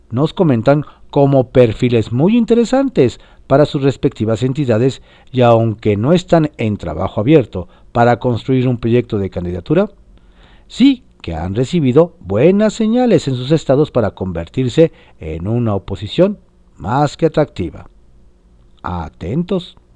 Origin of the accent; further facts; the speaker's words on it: Mexico; Los horrores de la guerra estaban aquí, en mi suelo, en mi tierra, en mi lugar, en mi México.